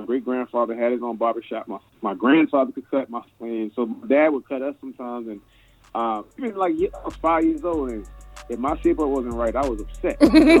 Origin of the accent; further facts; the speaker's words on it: Annapolis, Maryland, United States; I grew up in Annapolis, out there, just a little past Bowie. You know, we the capital of Maryland. You know, everybody thinks it's Baltimore, but it's Annapolis, you know what I'm saying? But yeah, grew up in Annapolis pretty much all my life.